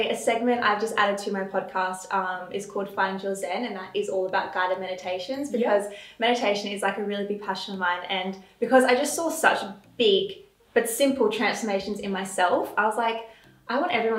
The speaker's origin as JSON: {"language": "English", "town": "Adelaide", "region": "South Australia", "country": "Australia", "tie": "born or raised there", "said": "My life growing up in Adelaide, when I look back at my childhood, it was very, very wholesome"}